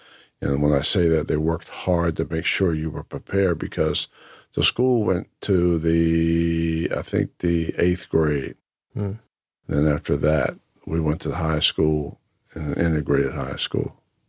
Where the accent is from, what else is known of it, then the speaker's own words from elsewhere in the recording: Lake Waccamaw, North Carolina, United States; And we're from Lake Waccamaw, North Carolina. Came up from there, Columbus County. And so a lot of relatives are from that place.